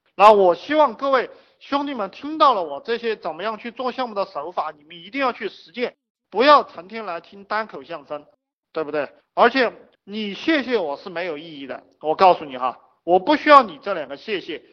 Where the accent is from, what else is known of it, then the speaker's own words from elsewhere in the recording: China; 我们中国人讲的这种仁义礼智信